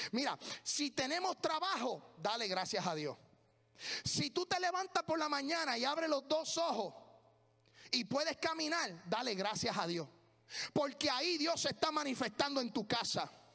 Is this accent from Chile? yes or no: no; Puerto Rico; moved away as an adult; now in United States; Lo único que a mí no se me olvida de mi tierra